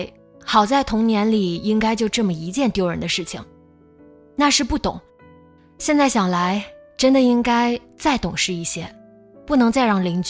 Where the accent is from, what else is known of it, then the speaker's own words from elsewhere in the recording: Nanjing, Jiangsu, China; moved away as an adult; 我是南京人，南京大城市啊